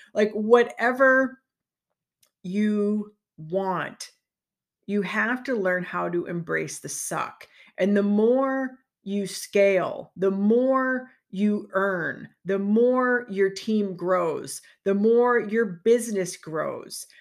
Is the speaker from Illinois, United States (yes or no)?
yes; Chicagoland, Illinois, United States; moved away as an adult; also born or lived in Park Ridge, Illinois / Minnesota; now in Lake Geneva, United States; I'm from the Chicagoland area